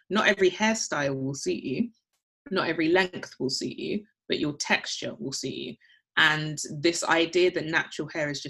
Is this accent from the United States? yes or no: no; London, United Kingdom; born there; So my two older brothers were born in, in Accra and I was born in London. So I suppose I'm a first generation immigrant.